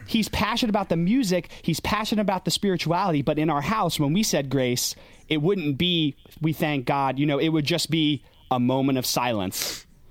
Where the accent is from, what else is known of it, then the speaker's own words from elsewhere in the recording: Schoharie, New York, United States; I grew up in Schoharie, upstate New York.